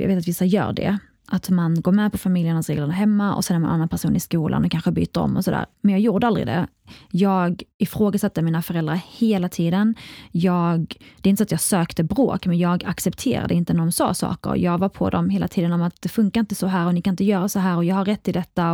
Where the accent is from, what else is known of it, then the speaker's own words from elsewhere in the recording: Kristianstad, Skåne, Sweden; also born or lived in Iraq; jag är uppväxt i Skåne